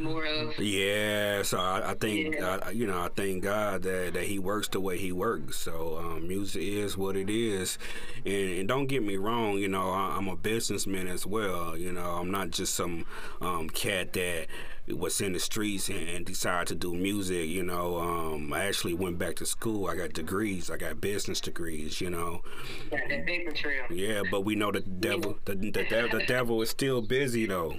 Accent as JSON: {"language": "English", "town": "Indianapolis", "region": "Indiana", "country": "United States", "said": "I'm from the Midwest. Naples, Indianapolis, Indiana, to be exact"}